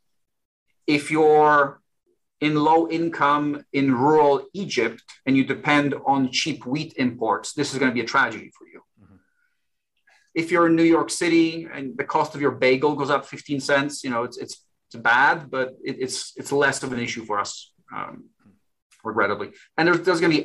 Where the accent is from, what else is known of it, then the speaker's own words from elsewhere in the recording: Warsaw, Masovian Voivodeship, Poland; moved away; I'm originally from Warsaw, Poland.